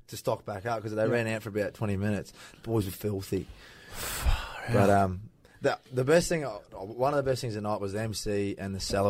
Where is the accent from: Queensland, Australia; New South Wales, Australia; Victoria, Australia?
Queensland, Australia; Baralaba; also born or lived in Biloela; story is I was born... In Billowheeler, that hostel, but I was there for like 2 days.